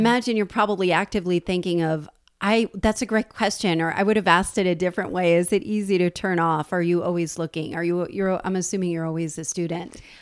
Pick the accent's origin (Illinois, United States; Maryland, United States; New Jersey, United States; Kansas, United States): New Jersey, United States; I'm from New Jersey